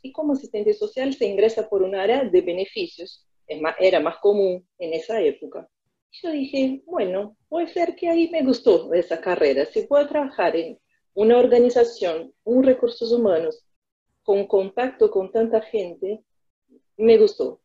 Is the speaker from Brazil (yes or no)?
yes; Americana, São Paulo, Brazil; Spanish is a second language; moved away as an adult; now in Buenos Aires, Argentina; la ciudad de Americana, es eh, donde yo nací y hasta el día de hoy mis padres y mi familia vive ahí